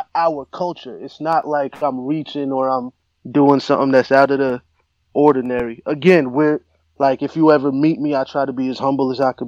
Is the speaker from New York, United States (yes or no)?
no; New Jersey, United States